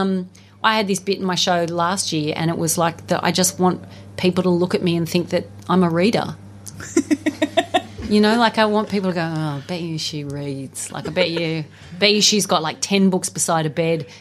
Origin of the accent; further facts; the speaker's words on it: Australia; I'm Australian